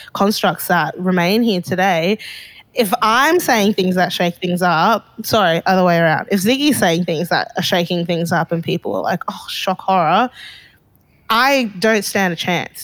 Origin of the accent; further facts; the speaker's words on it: Harare, Zimbabwe; also born or lived in Bulawayo, Zimbabwe; now in Melbourne, Australia; from five onwards, we were in Harare because my dad had started a business there